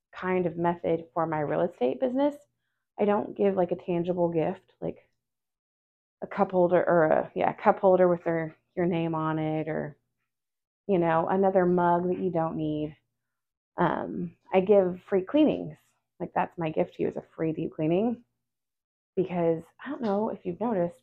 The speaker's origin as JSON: {"language": "English", "town": "Forney", "region": "Texas", "country": "United States", "tie": "born or raised there", "said": "I grew up in Forney"}